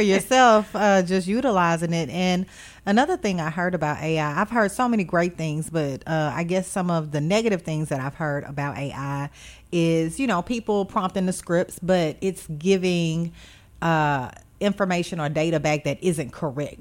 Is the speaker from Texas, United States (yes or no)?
yes; Beaumont, Texas, United States; now in Memphis, United States; I'm originally from Beaumont, Texas